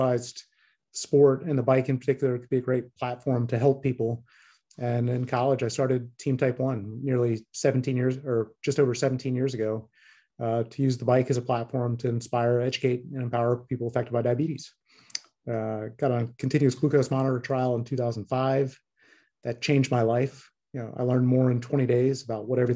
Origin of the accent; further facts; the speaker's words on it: Tallahassee, Florida, United States; I grew up in Tallahassee, Florida